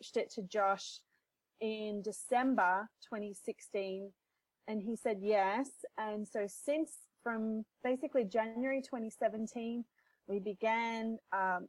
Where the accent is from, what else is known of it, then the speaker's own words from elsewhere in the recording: Melbourne, Victoria, Australia; moved away as an adult; also born or lived in Vancouver, Canada; I grew up in Melbourne, but when I was 28, I decided to move to Vancouver, Canada